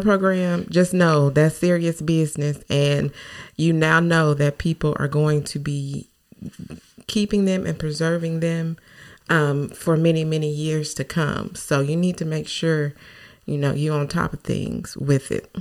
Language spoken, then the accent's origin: English; Newport, Arkansas, United States; my hometown in newport